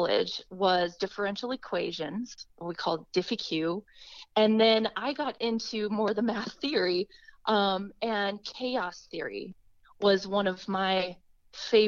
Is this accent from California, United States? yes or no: no; Twin Cities area, Minnesota, United States; I'm from Minnesota, from the Twin Cities area